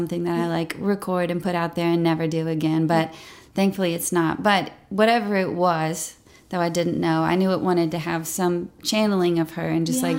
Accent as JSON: {"language": "English", "town": "Memphis", "region": "Tennessee", "country": "United States", "tie": "born or raised there", "moved": "yes", "lives_now": "Nashville, United States", "said": "Growing up in Memphis was wonderful. I mean, I'm very thankful for it. Like I said, big family."}